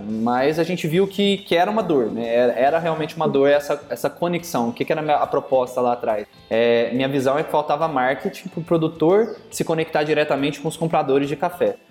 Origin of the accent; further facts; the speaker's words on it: Minas Gerais, Brazil; also born or lived in Belo Horizonte; ou você produz café, ou mexe com café, ou você vira cantor. E minha família, a vida inteira foi ligada à produção